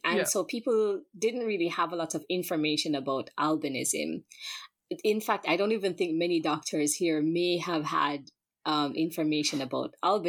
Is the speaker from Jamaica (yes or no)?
yes; Jamaica; Okay, so growing up in Jamaica, I'm in a predominantly Black country.